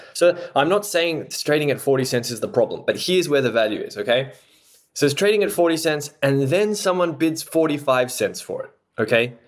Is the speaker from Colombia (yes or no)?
no; Australia; moved away; I am Australian by background